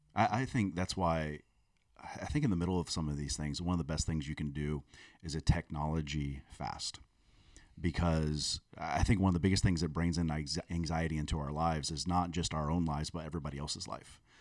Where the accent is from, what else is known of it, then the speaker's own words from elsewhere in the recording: South Florida, United States; I grew up in South Florida